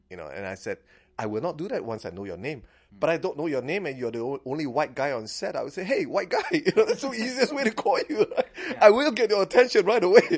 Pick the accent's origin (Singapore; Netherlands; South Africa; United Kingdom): Singapore; now in Fairfax County, United States; I'm a Singaporean